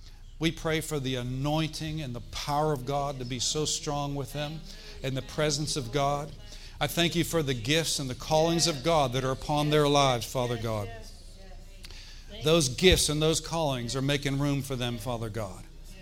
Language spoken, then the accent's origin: English; Florida, United States; We're here from Florida.